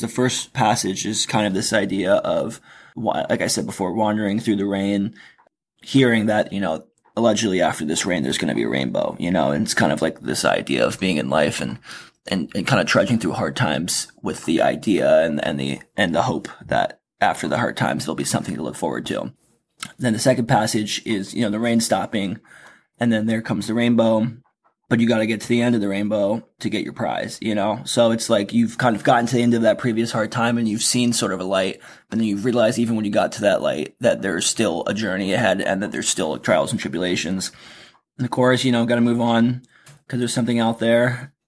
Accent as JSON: {"language": "English", "region": "East Coast", "country": "United States", "also_born_or_lived": "Florida", "moved": "yes", "said": "I'm from the East Coast."}